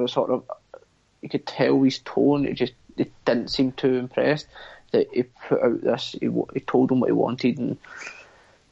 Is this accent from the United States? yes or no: no; United Kingdom; we're all British.